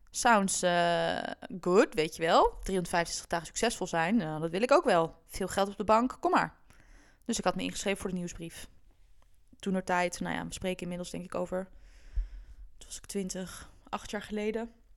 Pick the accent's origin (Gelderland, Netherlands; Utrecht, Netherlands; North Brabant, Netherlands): Gelderland, Netherlands; Doetinchem; moved away as an adult; also born or lived in Amsterdam; ik ben opgegroeid in de Achterhoek. In een vrij kleine stad, Doetinchem.